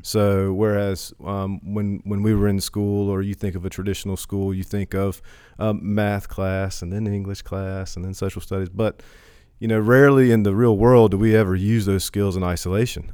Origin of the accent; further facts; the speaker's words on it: Hertford, North Carolina, United States; also born or lived in Chapel Hill / Greenville; I'm from Perquemines County, Hereford Ca, uh, Hereford native. Um, I've lived here my whole life